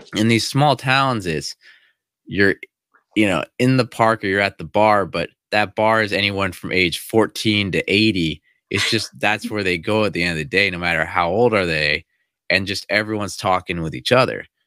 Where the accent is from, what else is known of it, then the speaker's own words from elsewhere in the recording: United States; moved away as an adult; also born or lived in China; I actually speak English, I'm from America